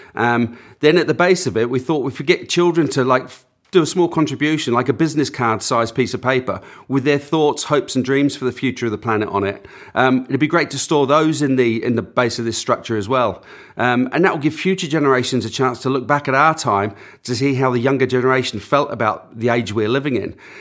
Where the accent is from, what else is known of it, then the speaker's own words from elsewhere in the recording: Auckland, New Zealand; moved away as an adult; also born or lived in north of England; now in England, United Kingdom; growing up, we grew up on the outskirts of Auckland